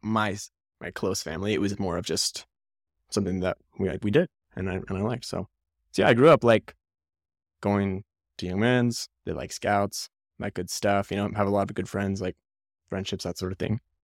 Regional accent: Salt Lake City, Utah, United States; I grew up in Salt Lake City

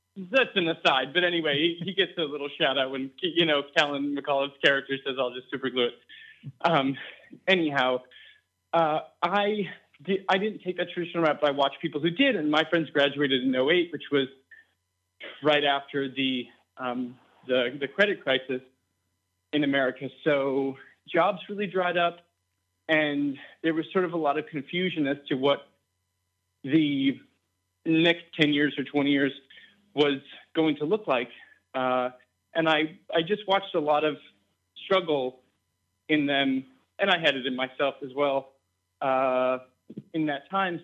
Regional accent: East Coast, United States; I grew up on the East Coast

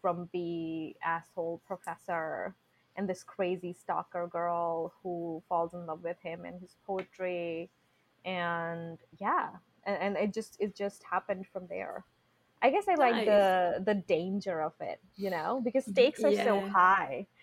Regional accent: India; moved away; I grew up in India, okay? We are a very conservative country.

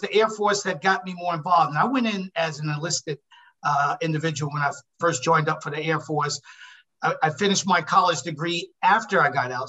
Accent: Newark, New Jersey, United States; moved away as an adult; now in California, United States; I'm actually from Newark, New Jersey, even though I've been living in California for the last 36 years

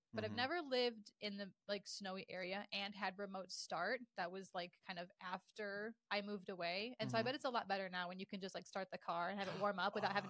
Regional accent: Midwest, United States; now in Las Vegas, United States; We are from the Midwest originally.

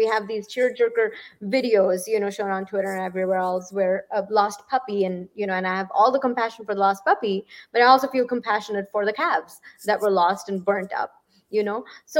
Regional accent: Midwest, United States; And as a Midwesterner, how would you respond to that?

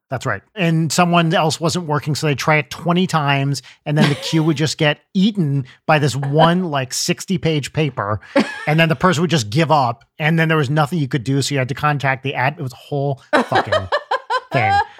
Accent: New Jersey, United States; I grew up in North Jersey

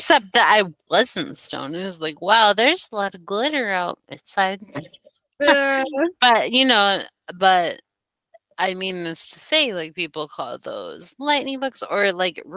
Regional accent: Denver, Colorado, United States; moved away; also born or lived in East Coast; I was born and raised in Denver, Colorado

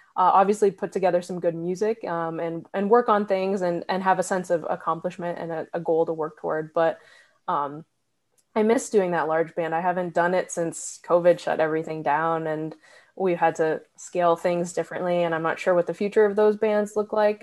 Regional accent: New Hampshire, United States; moved away as an adult; also born or lived in Massachusetts; now in Athens, Georgia, United States; I grew up uh, in New Hampshire

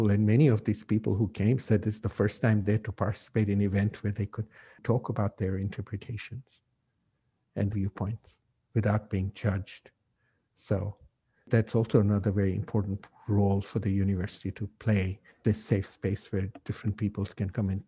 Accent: Kenya; Oh, I'm from Kenya. And no, you can't be Kenyan. You know, you, you don't look African. And then when I'd say, Well, you know, in, in Kenya, there are people from different parts of the world. And my family's been there for 200 years.

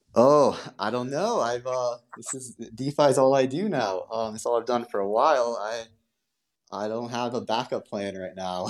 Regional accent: United States; I'm American.

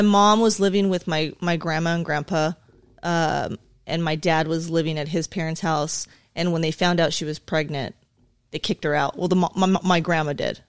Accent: La Puente, California, United States; also born or lived in South Carolina; I grew up in La Puente, California, uh, predominantly Hispanic, uh, area.

